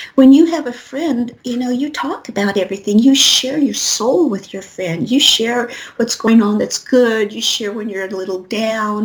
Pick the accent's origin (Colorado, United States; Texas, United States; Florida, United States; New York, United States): Colorado, United States; I'm from Colorado